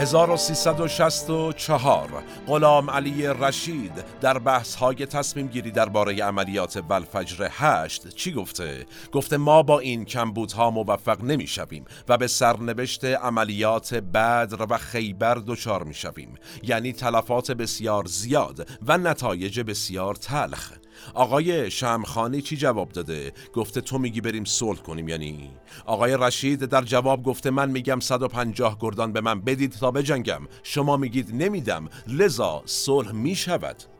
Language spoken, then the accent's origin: Persian; Iran